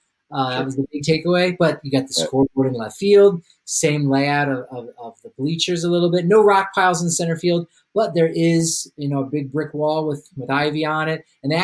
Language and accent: English; New Jersey, United States; From Jersey. I'm over here now.